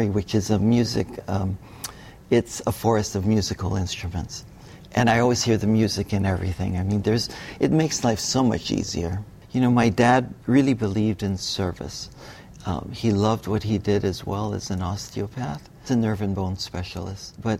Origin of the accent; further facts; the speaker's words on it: Hawaii, United States; also born or lived in Bali; growing up in Hawaii